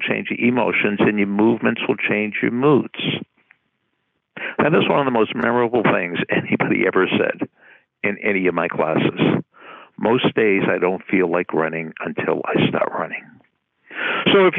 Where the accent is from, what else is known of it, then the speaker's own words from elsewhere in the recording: Bloomfield, New Jersey, United States; I'm from Bloomfield, New Jersey